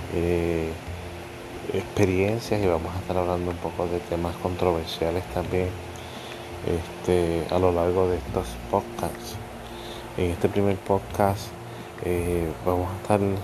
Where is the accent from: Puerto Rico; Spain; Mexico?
Puerto Rico; los que somos puertorriqueños saben que somos besucones